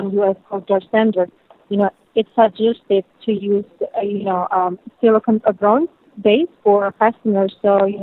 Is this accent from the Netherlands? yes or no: no; Indonesia; moved away; I'm from Indonesia.